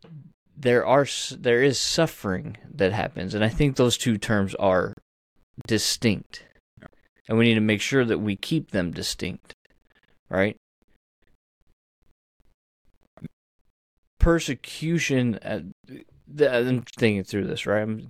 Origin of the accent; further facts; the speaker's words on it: United States; As Americans, and as American Christians